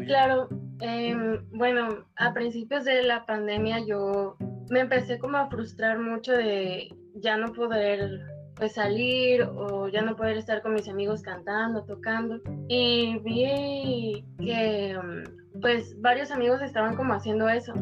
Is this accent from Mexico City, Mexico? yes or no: no; Córdoba, Veracruz, Mexico; now in Banderilla, Mexico; Nací en Córdoba, pero actualmente radico en Banderilla